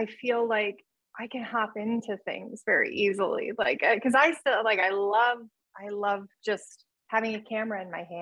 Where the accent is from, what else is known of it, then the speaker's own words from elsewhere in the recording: Churubusco, Indiana, United States; moved away as an adult; also born or lived in Toronto, Canada; now in Los Angeles, United States; I'm from Cherubusco, Indiana, which is Turtle Town, USA